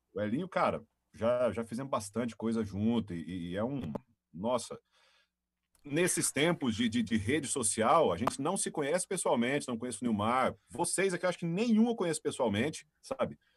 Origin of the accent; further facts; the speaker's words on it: Caçu, Goiás, Brazil; now in Rio Verde, Brazil; natural lá de Catu, né? Aqui no estadão do Goiás